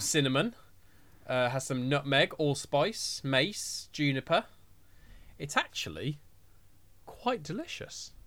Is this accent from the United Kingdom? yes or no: yes; Birmingham, West Midlands, United Kingdom; I'm from Birmingham